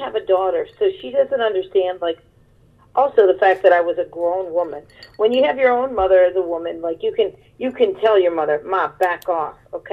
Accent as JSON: {"language": "English", "town": "Cleveland", "region": "Ohio", "country": "United States", "also_born_or_lived": "Los Angeles / Brooklyn", "moved": "yes", "lives_now": "Pennsylvania, United States", "said": "I'm from Cleveland."}